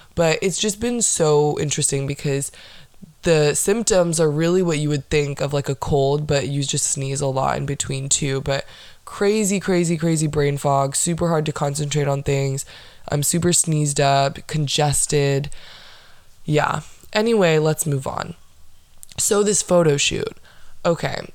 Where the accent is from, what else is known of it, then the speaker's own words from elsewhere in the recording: Orlando, Florida, United States; I was born and raised in Orlando, Florida